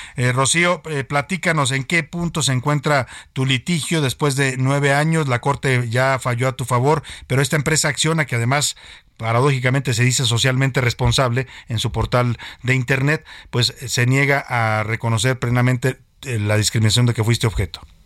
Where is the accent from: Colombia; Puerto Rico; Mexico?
Mexico